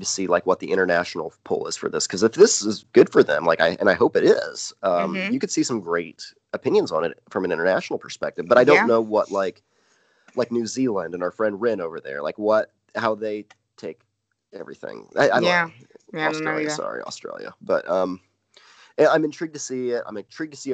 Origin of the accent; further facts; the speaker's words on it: Vincennes, Indiana, United States; my hometown of Vincennes, Indiana